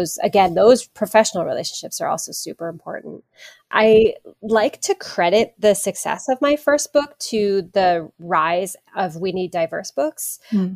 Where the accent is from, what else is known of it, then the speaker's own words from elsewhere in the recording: Hawaii, United States; growing up in Hawaii